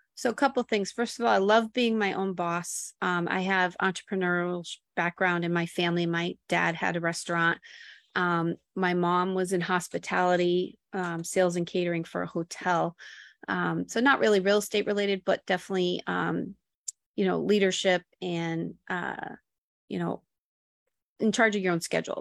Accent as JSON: {"language": "English", "town": "Buffalo", "region": "New York", "country": "United States", "tie": "born or raised there", "also_born_or_lived": "Florida Keys / Miami / Boston", "moved": "as an adult", "lives_now": "Woonsocket, United States", "said": "I was born in Buffalo, New York, and lived in the same town that Gronk grew up"}